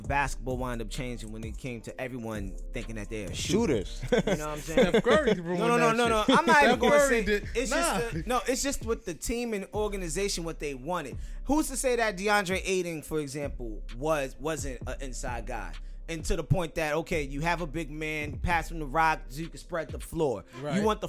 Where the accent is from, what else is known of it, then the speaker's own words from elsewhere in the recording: New York City, New York, United States; I was born in the U.S. Okay. Brookdale Hospital.